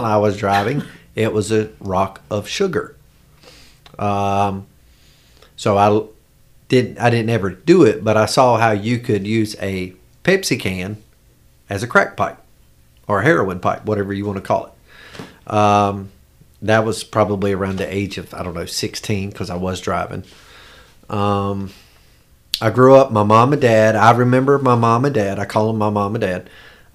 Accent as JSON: {"language": "English", "town": "York", "region": "South Carolina", "country": "United States", "tie": "born or raised there", "also_born_or_lived": "Charleston, South Carolina", "said": "I grew up in York, South Carolina."}